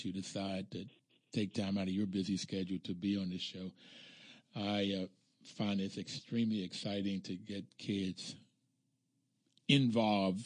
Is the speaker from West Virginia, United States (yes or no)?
yes; Mercer County, southern West Virginia, United States; I'm from Mercer County, southern West Virginia